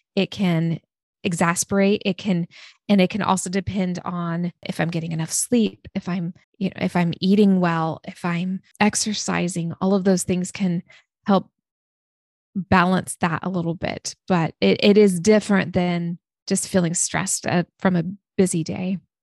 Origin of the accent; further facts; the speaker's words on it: Oregon, United States; also born or lived in San Diego, California; my family moved to Oregon when I was six years old. So I grew up in a small town in Oregon, very small